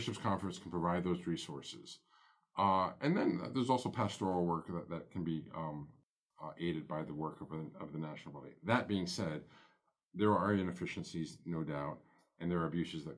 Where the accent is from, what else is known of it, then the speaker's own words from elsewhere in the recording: United States; who we are as American Catholics